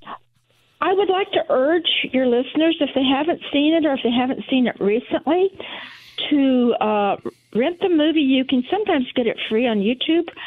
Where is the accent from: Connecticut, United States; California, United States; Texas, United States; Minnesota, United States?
Texas, United States; Houston; moved away; I grew up in Houston, Texas